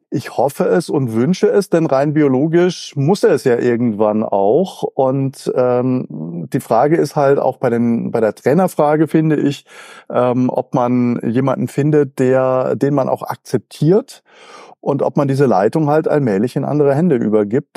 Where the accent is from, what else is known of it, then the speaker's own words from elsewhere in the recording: near Freiburg, Baden-Württemberg, Germany; accent: Alemannic; also born or lived in Mannheim; Ich bin äh, in der Nähe von Freiburg aufgewachsen, obwohl ich aber gebürtiger Mannheimer bin.